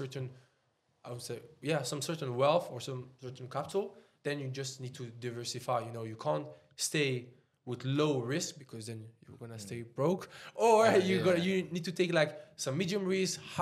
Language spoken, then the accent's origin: English; Switzerland; English is a second language; moved away as an adult; also born or lived in Serbia / France / Dubai; now in United Kingdom; I live my whole life in Switzerland.